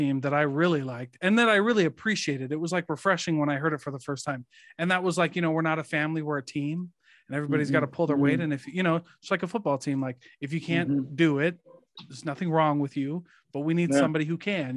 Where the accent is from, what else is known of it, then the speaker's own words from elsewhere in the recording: Iowa, United States; moved away; I'm from Iowa